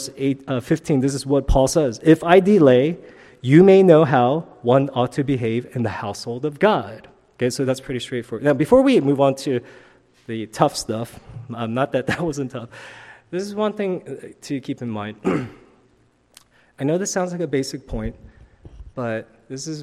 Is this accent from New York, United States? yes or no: yes; New York City, New York, United States; when I was growing up in New York City